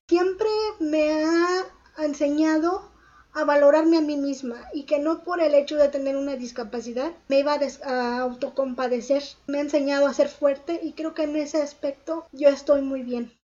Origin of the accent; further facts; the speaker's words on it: Mexico City, Mexico; now in Nuevo Laredo, Mexico; Nací en la Ciudad de México, pero actualmente radico en Nuevo Laredo, Tamaulipas.